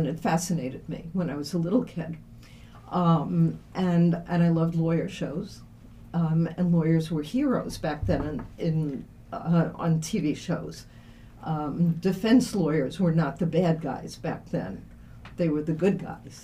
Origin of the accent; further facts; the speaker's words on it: Brooklyn, New York, United States; moved away as an adult; also born or lived in Levittown, Long Island / Syracuse; growing up in Brooklyn, what can I say? The big city, it was fun.